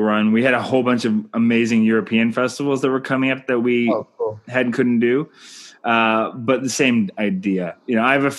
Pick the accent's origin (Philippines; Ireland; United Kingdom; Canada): Canada; I'm Canadian filmmaker